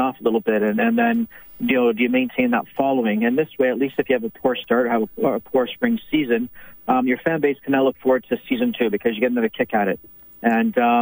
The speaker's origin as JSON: {"language": "English", "town": "Edmonton", "region": "Alberta", "country": "Canada", "said": "our home city"}